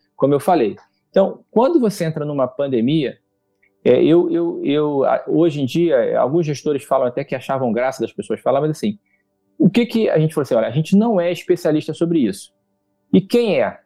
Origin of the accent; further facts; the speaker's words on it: Brazil; como brasileiro, como cidadão